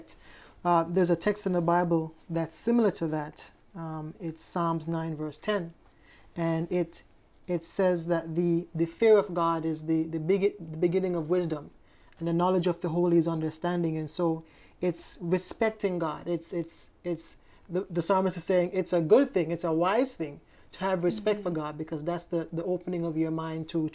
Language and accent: English; Hanover Parish, Jamaica; I'm from Jamaica, Parish of Hanover in Jamaica